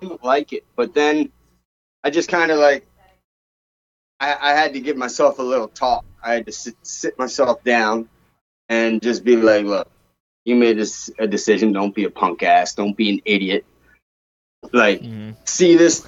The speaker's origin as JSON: {"language": "English", "area": "outside of Philadelphia", "region": "Pennsylvania", "country": "United States", "tie": "born or raised there", "moved": "as an adult", "lives_now": "Kauai, United States", "said": "I grew up outside of Philly"}